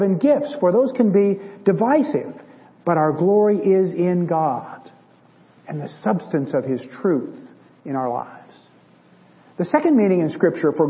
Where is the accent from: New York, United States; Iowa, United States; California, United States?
California, United States; Bay Area; I was a child of the 60s, and so growing up in the Bay Area in the 60s